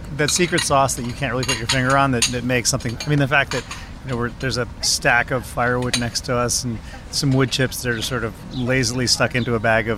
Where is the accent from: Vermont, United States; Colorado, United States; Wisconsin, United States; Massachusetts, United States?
Vermont, United States; I grew up in Vermont on a small family farm